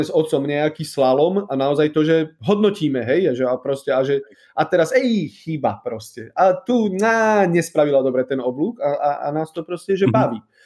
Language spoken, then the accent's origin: Slovak; High Tatras, Prešov Region, Slovakia; also born or lived in Poland; ja som z Vysokých Tatier